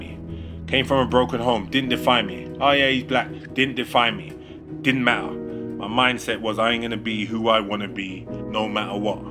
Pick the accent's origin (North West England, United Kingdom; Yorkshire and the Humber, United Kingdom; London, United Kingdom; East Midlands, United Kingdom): London, United Kingdom; So I'm from London in England, the UK. And I grew up in a rough, tough neighborhood called Stonebridge in Harlesden.